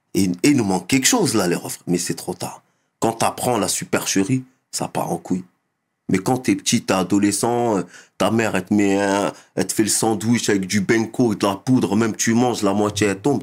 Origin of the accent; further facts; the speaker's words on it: Mantes-la-Jolie, Île-de-France, France; also born or lived in Mauritania; je suis issu euh, du Val-Fouré à Mantes-la-Jolie. La banlieue ouest de Paname, Mantes-la-Jolie. J'ai grandi là-bas